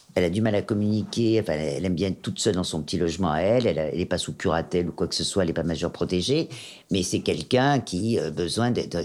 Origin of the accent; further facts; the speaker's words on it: Auvergne-Rhône-Alpes, France; born or raised there; also born or lived in Germany / Corsica (ancestry)